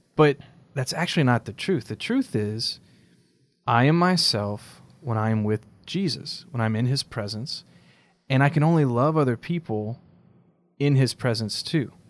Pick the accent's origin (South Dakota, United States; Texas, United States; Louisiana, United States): Louisiana, United States; South; I'm from South Louisiana